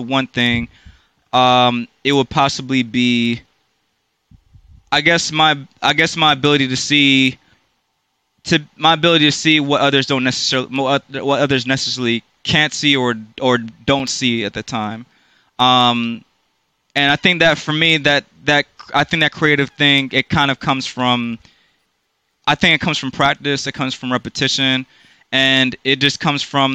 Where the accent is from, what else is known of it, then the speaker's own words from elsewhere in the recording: Durham, North Carolina, United States; now in Washington, D.C. metropolitan area, United States; here I came, Durham, North Carolina, 1992